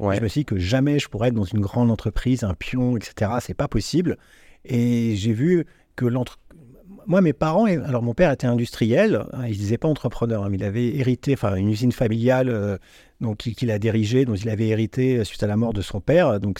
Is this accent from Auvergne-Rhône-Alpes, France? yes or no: no; Vierzon, Centre-Val de Loire, France; also born or lived in Neuilly-sur-Seine; Je suis né à Neuilly-sur-Seine. Ah, t'es né là-bas Mais j'ai grandi ah, à Vierzon.